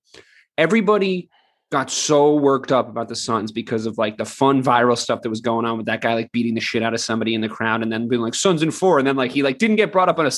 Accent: New England, United States; We're all from New England.

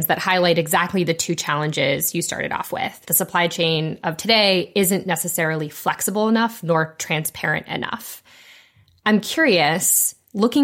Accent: Ohio, United States; I am from Ohio

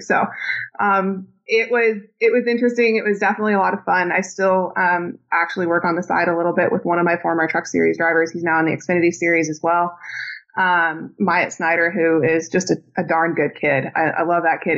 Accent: Indiana, United States; growing up in Indiana

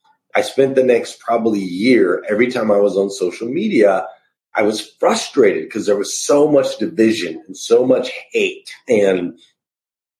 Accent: Arizona, United States; moved away as an adult; now in Kentucky, United States; I grew up in Arizona and I moved to Kentucky

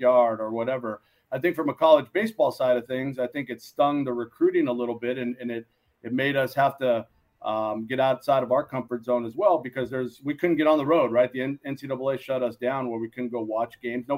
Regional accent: San Gabriel Valley, Los Angeles, California, United States; also born or lived in Moraga, California; This is back home for us. We're from the San Gabriel Valley here in L.A.

